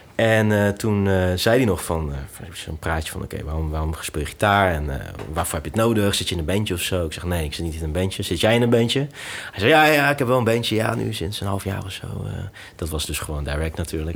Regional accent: Netherlands; ik ben in Nederland geboren

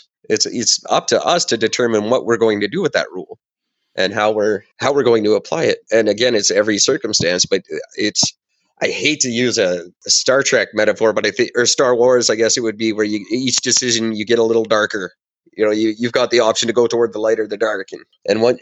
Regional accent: Canada

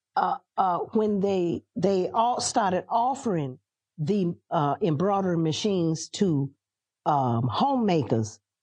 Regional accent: Atlanta, Georgia, United States; also born or lived in Athens, Georgia / Washington, D.C.; now in South Carolina, United States; I'm a city girl. I grew up in Atlanta and Athens and Washington, D C

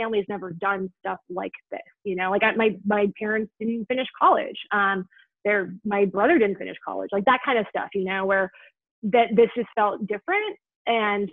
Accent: Milwaukee, Wisconsin, United States; I'm from Milwaukee, Wisconsin

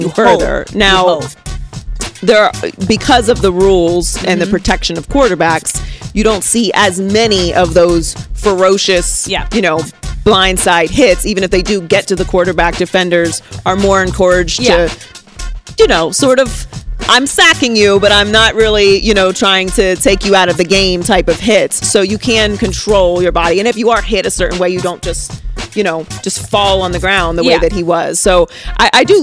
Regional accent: Pittsburgh, Pennsylvania, United States; moved away as an adult; now in Los Angeles, United States; I was born and raised in Pittsburgh, Pennsylvania. I lived there for 18 years

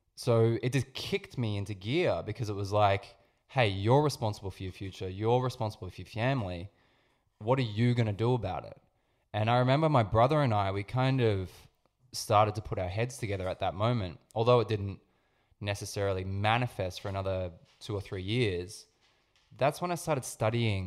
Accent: Sydney, New South Wales, Australia; I grew up in Sydney

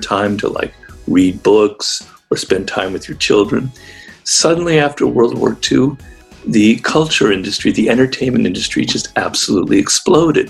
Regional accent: Los Angeles, California, United States; I grew up in Los Angeles

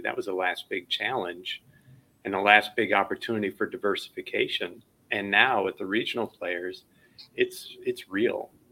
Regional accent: Chicago, Illinois, United States; I you know grew up in Chicago

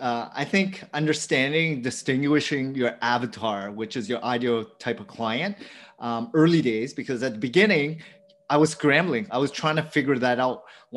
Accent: Ontario, Canada; So I grew up an hour outside of Toronto. And my upbringing was, I'm the fourth child of immigrant family from Vietnam.

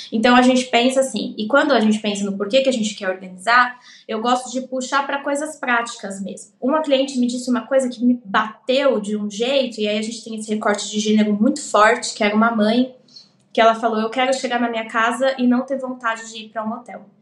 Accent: São Paulo, Brazil; eu vim do Capão Redondo, então eu não tinha dinheiro.

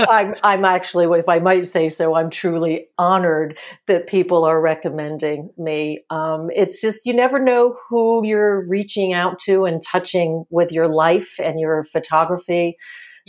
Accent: New Jersey, United States; when I was growing up in the house that I grew up in New Jersey, North Central New Jersey

